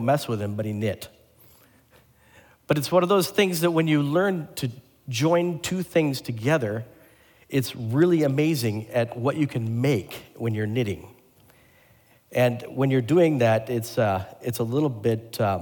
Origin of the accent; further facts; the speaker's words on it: Portland, Oregon, United States; moved away; my home state and home city